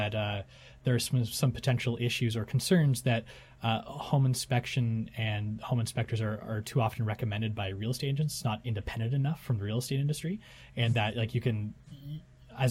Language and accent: English; Kingston, Ontario, Canada; I'm from Kingston